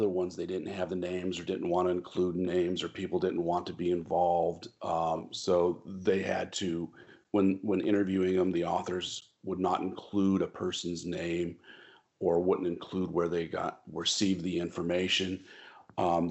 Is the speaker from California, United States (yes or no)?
yes; Bay Area, California, United States; I grew up in the Bay Area